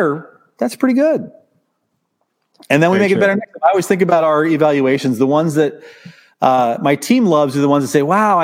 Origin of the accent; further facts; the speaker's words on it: Southern Illinois, United States; I was a solo practitioner in my hometown in Southern Illinois.